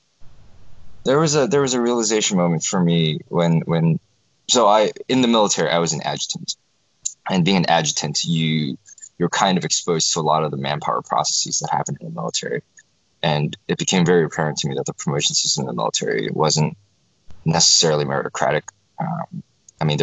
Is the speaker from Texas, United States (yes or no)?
no; South Florida, United States; also born or lived in South Korea; I was born in Korea, lived there till I was six. Parents and I immigrated to the United States in 1995. Grew up in South Florida